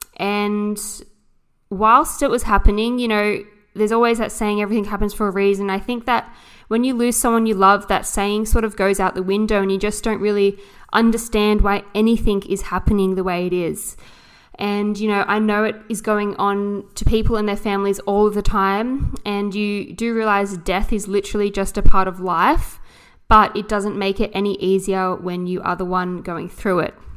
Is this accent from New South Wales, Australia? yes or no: yes; Jervis Bay, New South Wales, Australia; also born or lived in Sydney; I grew up down here in a coastal town